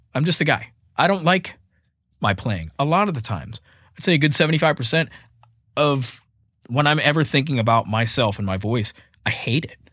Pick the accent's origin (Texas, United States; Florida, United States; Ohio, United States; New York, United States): Florida, United States; Fort Myers; moved away as an adult; also born or lived in Boston, Massachusetts; now in Nashville, United States; I was born and raised in Fort Myers, Florida